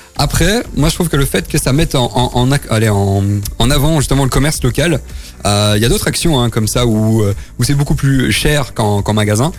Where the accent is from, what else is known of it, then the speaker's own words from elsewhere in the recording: Pont-à-Celles, Wallonia, Belgium; Je viens quand même de Pontacel